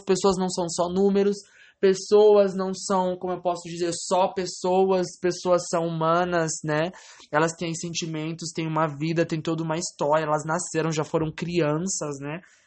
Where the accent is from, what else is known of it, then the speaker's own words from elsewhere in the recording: Francisco Morato, São Paulo, Brazil; Eu nasci em Francisco Morato, São Paulo, na, no Hospital da Santa Casa de Misericórdia